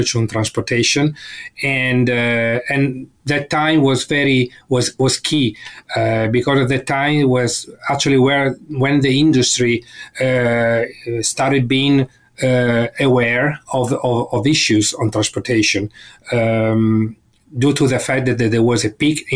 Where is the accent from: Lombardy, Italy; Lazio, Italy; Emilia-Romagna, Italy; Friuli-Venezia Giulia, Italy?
Emilia-Romagna, Italy; Bologna; moved away as an adult; also born or lived in Spain; now in Sherbrooke, Canada; I'm Italian born. I was born in Bologna, which is in the northern part of Italy, between Milan and Florence